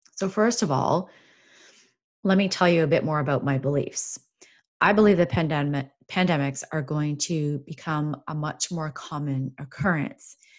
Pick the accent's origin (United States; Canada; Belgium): Canada; I'm from Canada